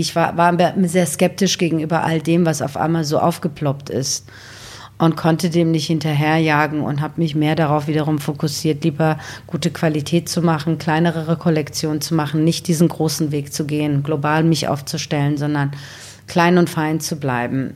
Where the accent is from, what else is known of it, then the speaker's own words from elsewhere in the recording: Wiesbaden, Hesse, Germany; also born or lived in Iran / Bad Homburg; now in Berlin, Germany; ich bin in Wiesbaden aufgewachsen